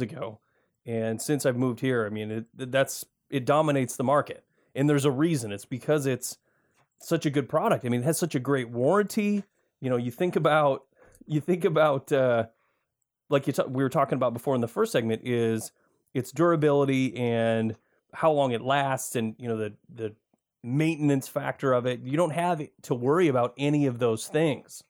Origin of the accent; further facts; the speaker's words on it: Michigan, United States; moved away as an adult; now in Oregon, United States; I grew up in Michigan